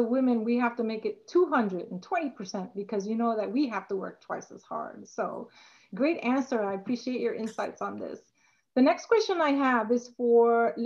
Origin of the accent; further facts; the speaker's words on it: New York City, New York, United States; I am from the Bronx as well.